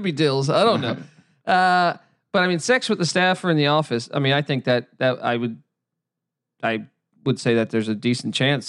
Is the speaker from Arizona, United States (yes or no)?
no; Washington, District of Columbia, United States; now in Los Angeles, United States; It's like, …, where are you from? Oh, I'm from Washington, D.C.